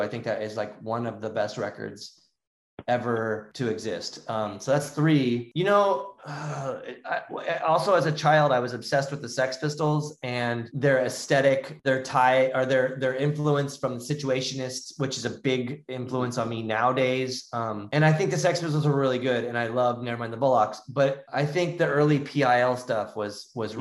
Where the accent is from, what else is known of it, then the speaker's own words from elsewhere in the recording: Southern California, United States; we grew up in Southern California